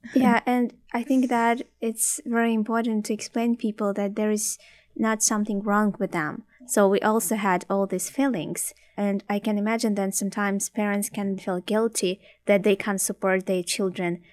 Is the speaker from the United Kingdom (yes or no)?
no; Ukraine; English is a second language; moved away as an adult; also born or lived in Odessa; now in Canada; I'm from Ukraine